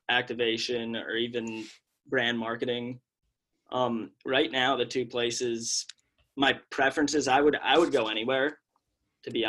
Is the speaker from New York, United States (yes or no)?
yes; New York, United States; I grew up in New York